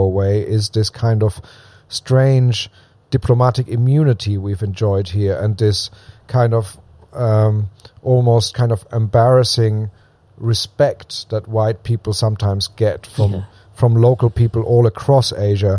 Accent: southwest Germany, Germany; moved away; I'm German. I was born in Germany.

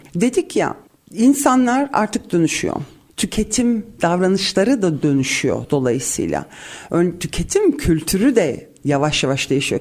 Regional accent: Cyprus; bir Kıbrıslı olarak

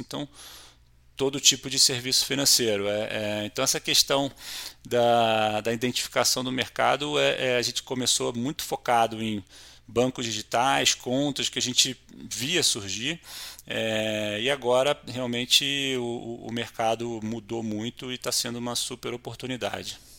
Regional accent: Rio de Janeiro, Brazil; sou carioca, casado com uma mineira e pai de dois paulistas

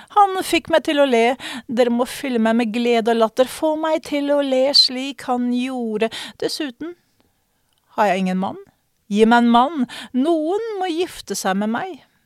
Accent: Norway; jeg som nordmann

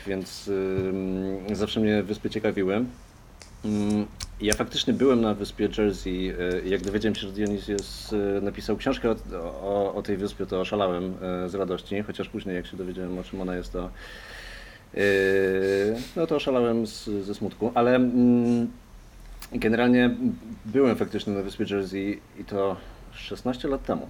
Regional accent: Poland; moved away as an adult; przyjechałem e, z Polski i szukam pracy

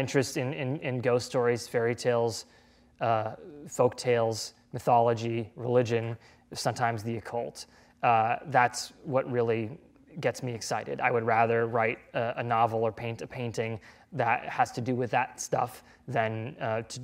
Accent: New England, United States; it'll probably have to take place in New England because that's where I'm from

